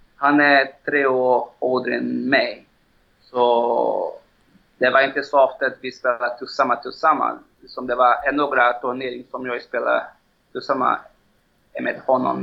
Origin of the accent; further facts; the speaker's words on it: Belo Horizonte, Minas Gerais, Brazil; Swedish is a second language; moved away as an adult; now in Stockholm, Sweden; Jag är född i Belo Horizonte